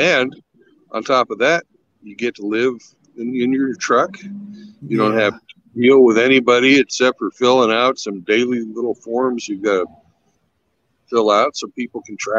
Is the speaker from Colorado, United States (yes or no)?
no; Kansas, United States; I'm from Kansas.